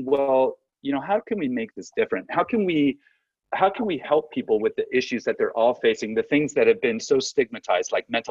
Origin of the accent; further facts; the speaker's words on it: Southern California, United States; I'm from Southern California